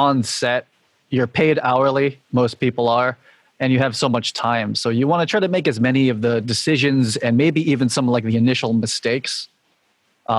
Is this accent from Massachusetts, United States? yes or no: yes; Boston, Massachusetts, United States; also born or lived in New York City; now in Boston, United States; I moved back to like kind of my hometown in Boston, you know, where my extended family is